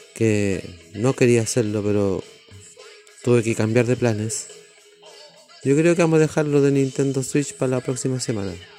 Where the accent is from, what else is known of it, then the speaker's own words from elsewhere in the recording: Chile; Yo soy de Chile